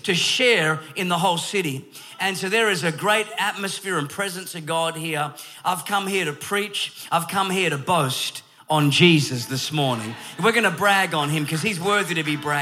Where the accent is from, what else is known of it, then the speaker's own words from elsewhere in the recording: Perth, Western Australia, Australia; I am from Australia, born in Perth, Western Australia